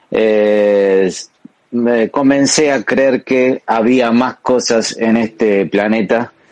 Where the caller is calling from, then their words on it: Argentina; Sinvergüenzas … eh, desde Argentina.